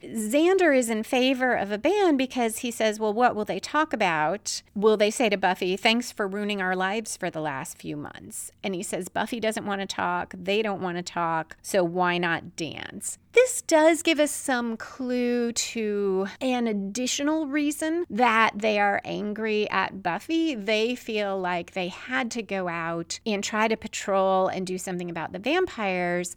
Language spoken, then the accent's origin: English; Chicago, Illinois, United States; Chicago, my hometown